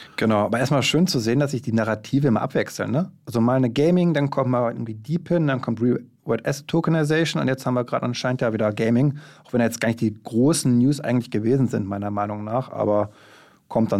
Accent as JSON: {"language": "German", "region": "Berlin", "country": "Germany", "said": "Wir Berliner sind ja keine Jecken"}